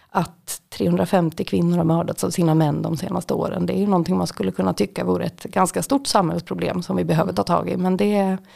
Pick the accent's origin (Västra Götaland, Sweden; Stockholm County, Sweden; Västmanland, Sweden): Västmanland, Sweden; det ligger då också utanför Västerås som är väldigt nära där jag kommer ifrån.